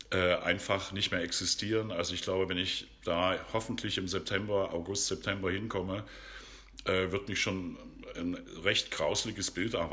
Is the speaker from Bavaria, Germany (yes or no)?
no; Dresden, Saxony, Germany; accent: Saxon; also born or lived in Berlin / Leipzig; alles, was, was uns Sachsen hier so umgibt